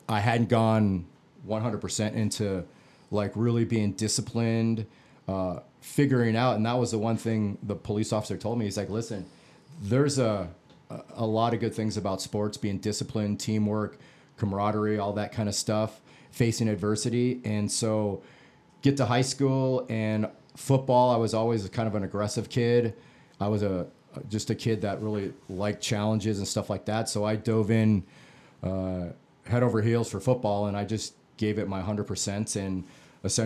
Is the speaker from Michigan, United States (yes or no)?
no; Phoenix, Arizona, United States; I grew up in the Phoenix area, middle-class neighborhood